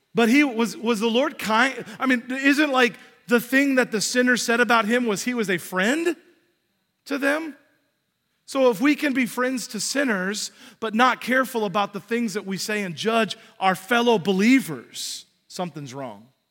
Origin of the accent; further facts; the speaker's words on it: United States; we're American